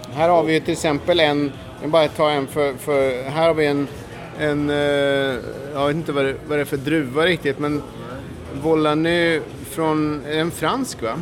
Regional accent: Sweden; hemma i Sverige

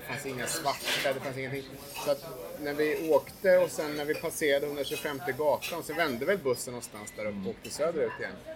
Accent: Sweden; now in New York, United States; som svensk

